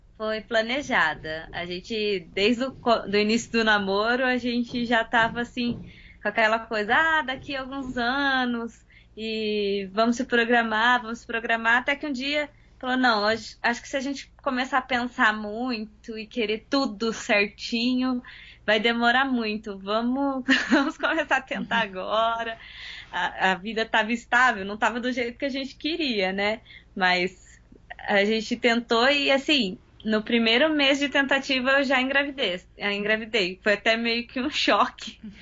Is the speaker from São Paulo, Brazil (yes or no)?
yes; São José dos Campos, São Paulo, Brazil; Sou de São José dos Campos, São Paulo.